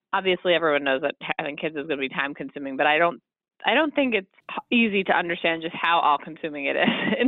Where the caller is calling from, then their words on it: Chicago, Illinois, United States; I'm calling from Chicago.